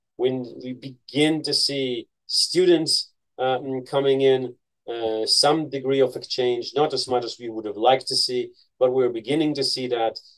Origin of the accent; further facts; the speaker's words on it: Haifa, Haifa District, Israel; also born or lived in United States; I grew up in Haifa, a city in the north